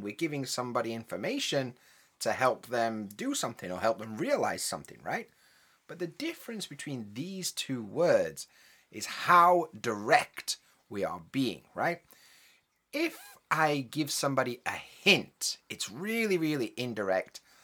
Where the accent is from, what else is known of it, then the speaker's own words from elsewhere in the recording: United Kingdom; I'm from the U K